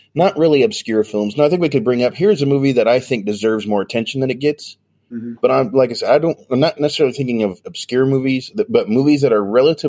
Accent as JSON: {"language": "English", "region": "Colorado", "country": "United States", "tie": "born or raised there", "moved": "yes", "lives_now": "Atlanta, United States", "said": "We grew up in Colorado"}